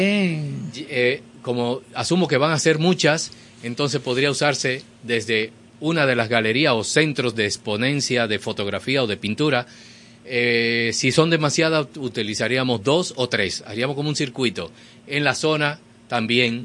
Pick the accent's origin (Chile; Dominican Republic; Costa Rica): Dominican Republic; todos somos dominicanos